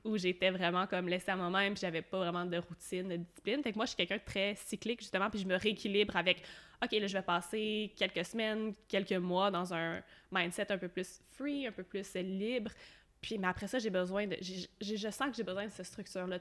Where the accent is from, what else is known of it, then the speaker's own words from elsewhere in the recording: Quebec, Canada; à partir de mi-2018, je suis partie du Québec